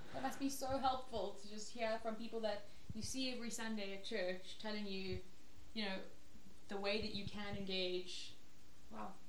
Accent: KwaZulu-Natal, South Africa; I'm also from Natal. Um, also grew up there.

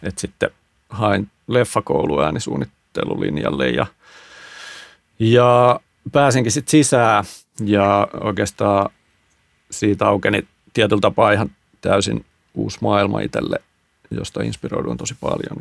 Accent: Hyvinkää, Uusimaa, Finland; mä oon Hyvinkäältä kotoisin

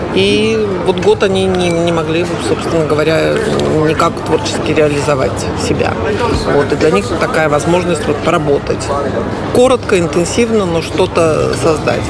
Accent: Belarus; now in Lublin, Poland; я теперь быть белоруска, патриотка

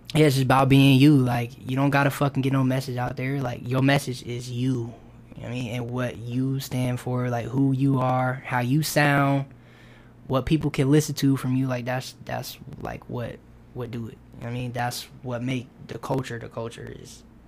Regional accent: Kenosha, Wisconsin, United States; now in Mississippi, United States; Born there. Kenosha

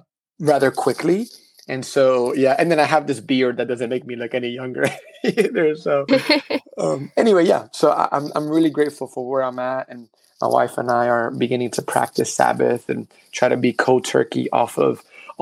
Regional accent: New York City, New York, United States; first language Spanish; English is a second language; moved away as an adult; now in Texas, United States; the way I grew up in the Heights.

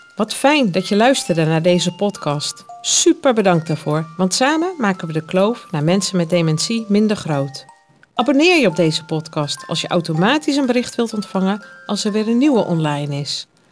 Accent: Leusden, Utrecht, Netherlands; in Leusden, waar ik opgegroeid ben

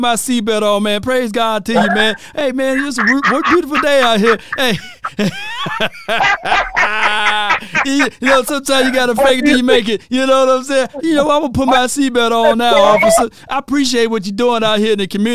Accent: Mississippi, United States; I'm from Mississippi

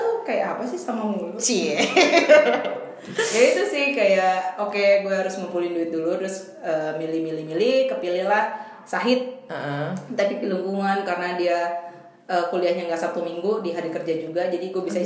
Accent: Bekasi, West Java, Indonesia; also born or lived in Jakarta; gue dari Bekasi nih SD-nya

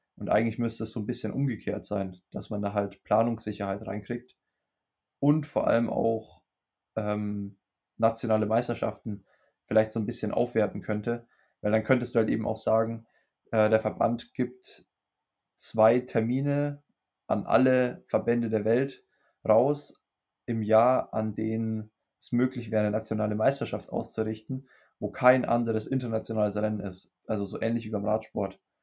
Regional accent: Germany; bei uns in Deutschland

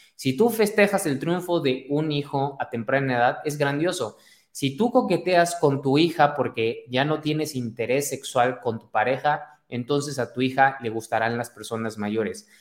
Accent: Mexico; Soy mexicano, como buen mexicano.

